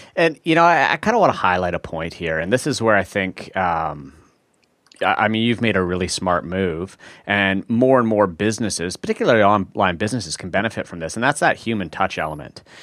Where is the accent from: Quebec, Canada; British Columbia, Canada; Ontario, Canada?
British Columbia, Canada; Vancouver; we're both from Vancouver